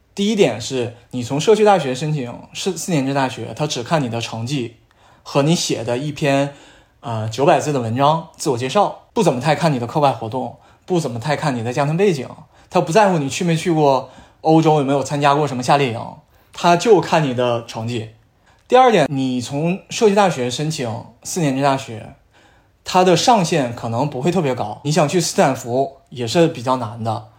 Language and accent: Chinese; Northeast China, China; accent: Northeastern dialect; moved away as an adult; now in United States; 我们东北话叫街溜子